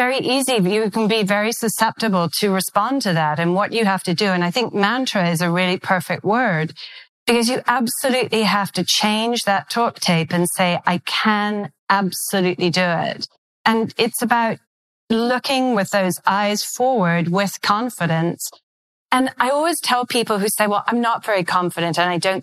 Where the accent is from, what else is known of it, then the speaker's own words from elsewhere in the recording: United Kingdom; accent: British; moved away; my British accent